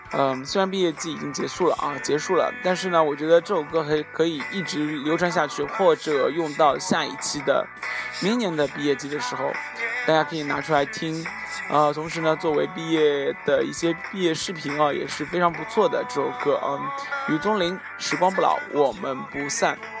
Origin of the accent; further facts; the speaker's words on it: southern China, China; 作为南方人